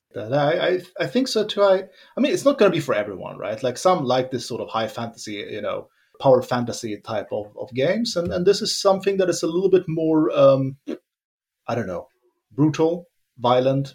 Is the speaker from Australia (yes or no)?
no; Sweden; moved away as an adult; also born or lived in Finland; now in Germany; grew up in Sweden.